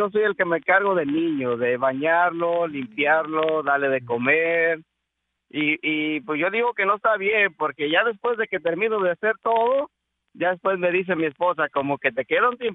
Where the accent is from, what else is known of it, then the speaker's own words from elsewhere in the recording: Arizona, United States; el de Arizona.